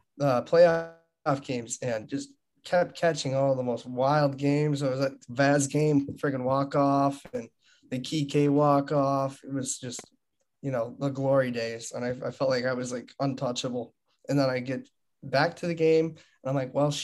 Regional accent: Marblehead, Massachusetts, United States; I'm from the North Shore

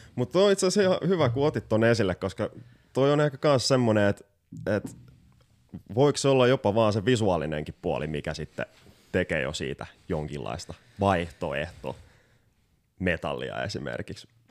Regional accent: Porvoo, Uusimaa, Finland; oma kotikaupunkini Porvoon jokirantaa

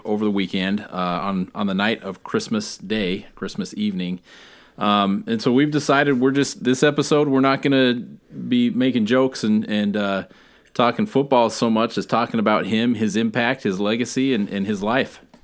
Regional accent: Alaska, United States; I'm from Alaska

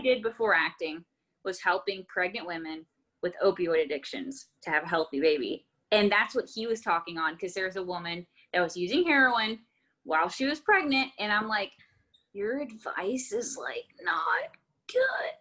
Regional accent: Texas, United States; I was born in Texas

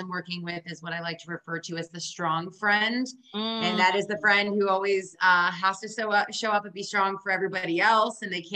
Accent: Ohio, United States; now in Austin, United States; I grew up in Ohio

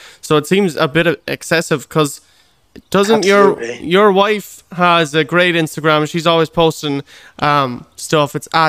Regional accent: Moycullen, Connacht, Ireland; also born or lived in United States / Boston; Oh, I was born there. And oh, I grew up in Mycullen then since I was about 5 years old.

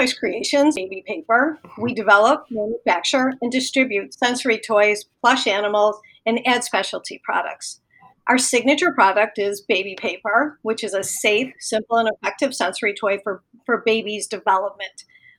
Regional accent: Chicago, Illinois, United States; also born or lived in Florida; So I lived in between Chicago, the suburbs in Florida because my parents were older and we lived part-time in Florida. So I spent some time in Florida.

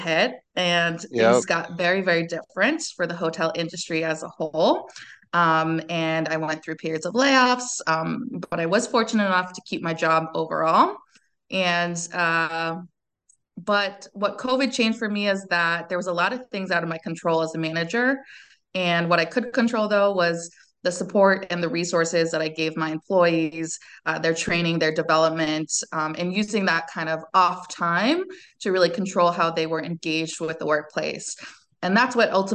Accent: California, United States; moved away as an adult; also born or lived in France; I'm from California originally, born and raised

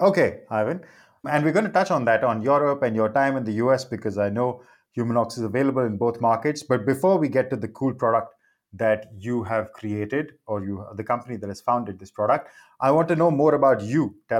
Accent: India; I'm Indian

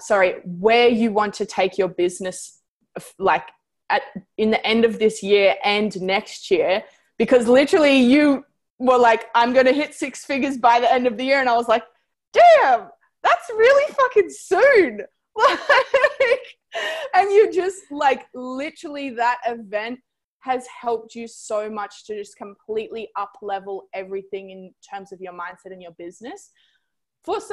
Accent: United States; moved away as an adult; also born or lived in Thailand / Bali; I'm from America

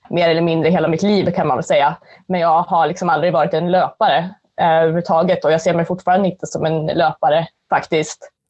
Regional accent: Gävleborg County, Sweden; also born or lived in Skåne; Nej, jag är från

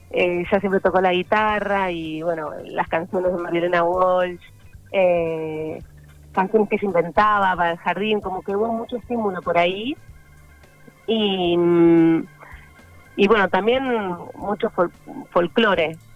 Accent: General Pico, La Pampa, Argentina; born there; Sí, nací acá, en General Pico.

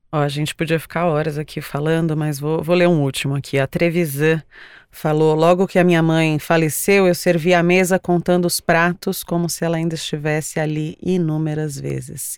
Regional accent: São Paulo, Brazil; Eu nasci em São Paulo, mas todas as minhas raízes paternas são de Alagoas.

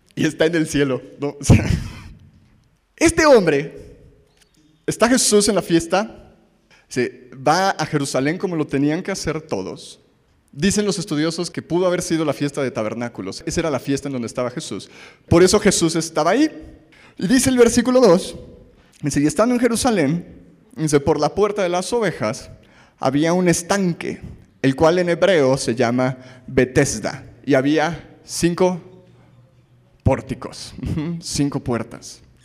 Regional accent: Mexico; somos mexicanos

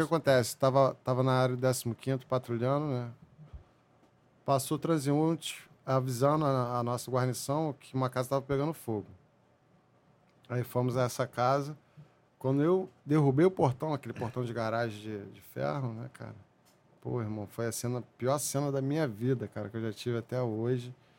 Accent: São João de Meriti, Rio de Janeiro, Brazil; eu fui nascido e criado em São João de Meriti, divisa de São João de Meriti com o Duque de Caxias

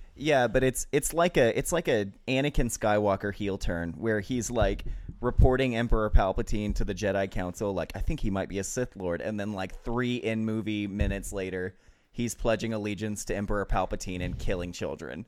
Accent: Albuquerque, New Mexico, United States; I'm from New Mexico

